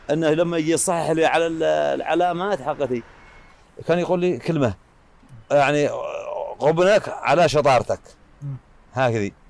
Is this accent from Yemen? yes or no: yes; South Yemen, Yemen; لأن عندنا نظام عندنا في الجنوب قبل الوحدة كان ممنوع على المواطنين ان يغتربوا برا